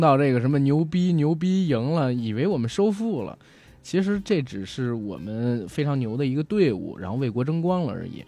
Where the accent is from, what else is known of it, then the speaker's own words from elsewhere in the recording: rural northern China, China; 我小时候也生活在北方的农村